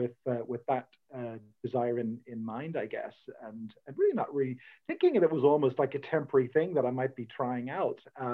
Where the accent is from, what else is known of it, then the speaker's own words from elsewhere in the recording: Dublin, Leinster, Ireland; moved away as an adult; also born or lived in Chicago, United States; born and raised in Dublin a good number of years ago, but have lived overseas, lived in the US for a while. And in fact, that's where I really came to faith, or where I first encountered Jesus, was in the US, yeah, in Chicago.